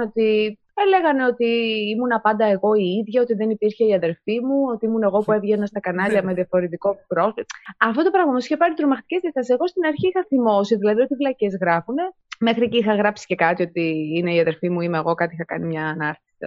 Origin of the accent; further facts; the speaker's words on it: Greece; moved away as an adult; now in Italy; είμαι Ελληνίδα